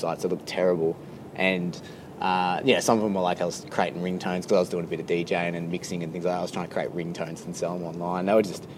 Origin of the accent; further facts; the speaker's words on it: Frankston, Victoria, Australia; also born or lived in England; now in Melbourne, Australia; I'm originally from Frankston